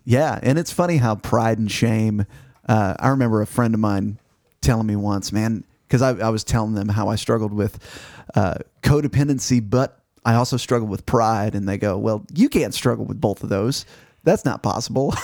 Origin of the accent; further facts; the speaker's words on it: Missouri, United States; now in Arkansas, United States; Growing up in Missouri